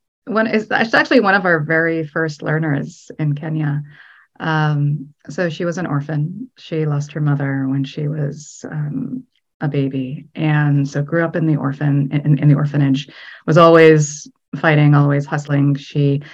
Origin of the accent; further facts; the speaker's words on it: United States; I'm Egyptian American